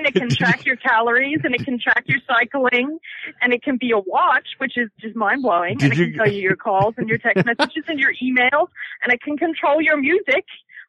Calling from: Australia; I'm calling from Australia.

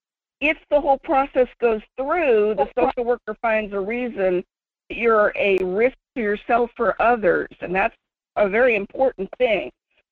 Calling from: Fairbanks, Alaska, United States; from Fairbanks.

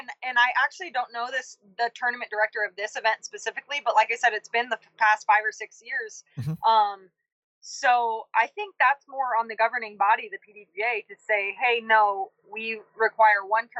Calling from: Auburn, California, United States; Oh, I am calling from Auburn, California. This is where the U.S. Women's Championship is in just a few days. So just rolled into town a couple hours ago.

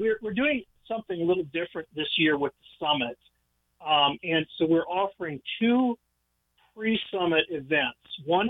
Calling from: Wisconsin, United States; I am calling. I'm based in Wisconsin, rural Wisconsin. We do ministry around the country, but I call Wisconsin home.

